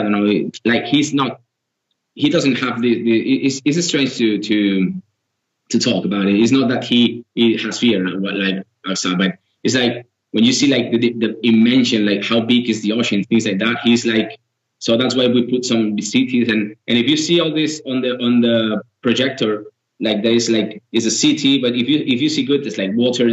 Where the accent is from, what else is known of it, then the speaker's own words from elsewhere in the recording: Girona, Catalonia, Spain; We are from we are from Girona, which is a different area.